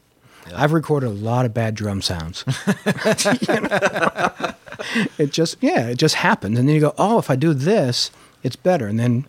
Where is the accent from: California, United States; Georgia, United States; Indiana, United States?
California, United States; San Fernando Valley; because I grew up in the San Fernando Valley